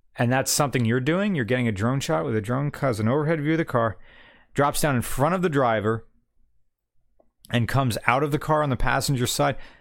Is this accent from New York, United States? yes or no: no; West Virginia, United States; I'm from West Virginia